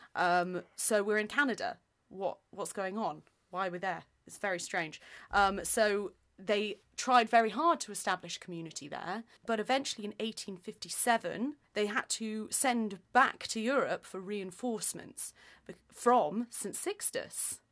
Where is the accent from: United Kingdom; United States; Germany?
United Kingdom; Nottingham, East Midlands; we are both from Nottingham